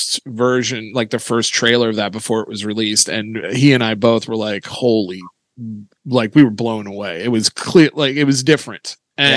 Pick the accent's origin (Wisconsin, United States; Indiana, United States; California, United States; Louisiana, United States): Indiana, United States; I'm from a moderately small town in Indiana